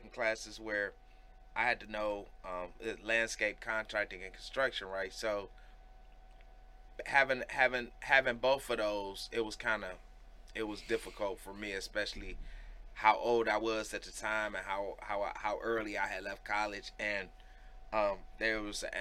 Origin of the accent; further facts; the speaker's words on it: Cleveland, Ohio, United States; moved away; also born or lived in Akron / Worcester; I was growing up in Cleveland